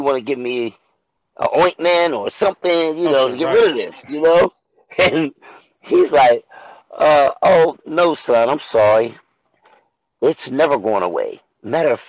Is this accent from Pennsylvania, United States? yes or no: yes; Pittsburgh, Pennsylvania, United States; moved away as an adult; now in Atlanta, United States; I'm originally from Pittsburgh, Pennsylvania. I live in Atlanta, Georgia, currently right now